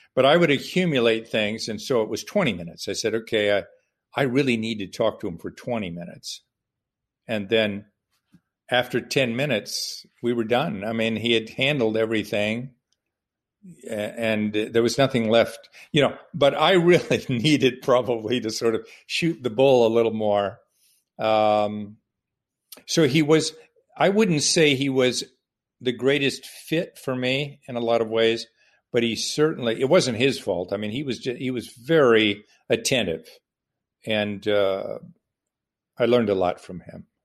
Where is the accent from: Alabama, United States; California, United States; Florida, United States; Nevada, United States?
California, United States; Southern; I grew up in Southern California